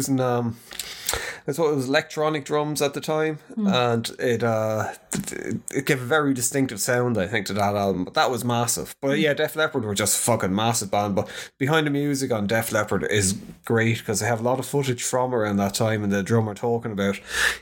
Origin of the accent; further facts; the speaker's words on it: Ireland; we're Irish.